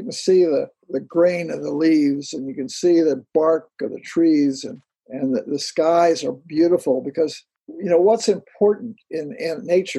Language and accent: English; California, United States; now in Florida, United States; I'm Californian.